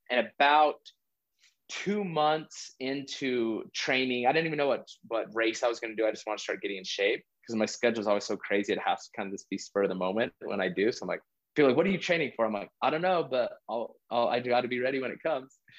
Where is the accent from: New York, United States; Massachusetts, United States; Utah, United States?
Utah, United States; moved away as an adult; also born or lived in Hawaii / Texas; I was born and raised in Utah. I've lived all over the country